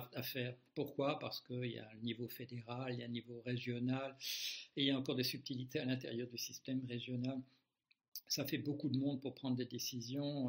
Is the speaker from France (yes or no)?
no; Belgium; moved away as an adult; Beaucoup de gens croient que j'habite toujours en Belgique. Non, je l'ai quitté à l'âge de, à l'âge de 26 ans